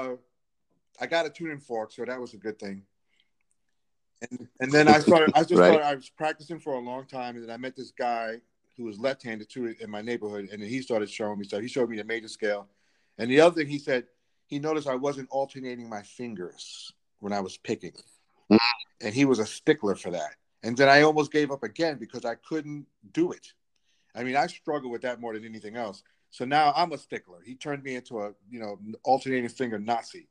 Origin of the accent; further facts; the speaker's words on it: New York City, New York, United States; also born or lived in Queens, New York; now in Texas, United States; I grew up in the Bronx